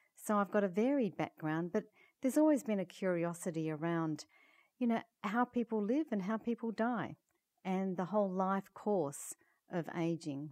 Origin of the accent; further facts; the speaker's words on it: Perth, Western Australia, Australia; I come from Perth, Western Australia, which is uh, about um, 30 hours flying from Toronto.